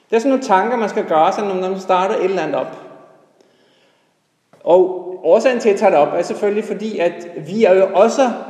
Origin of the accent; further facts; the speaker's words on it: Norway; now in Denmark; og helt tilbage, så kommer jeg egentlig fra Norge. Men øh, det er nogle år siden, jeg har boet der.